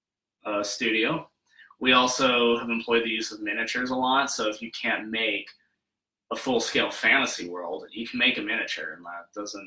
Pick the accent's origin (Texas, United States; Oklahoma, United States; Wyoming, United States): Wyoming, United States; Rock Springs; moved away as an adult; now in Denver, United States; I grew up in Wyoming, actually.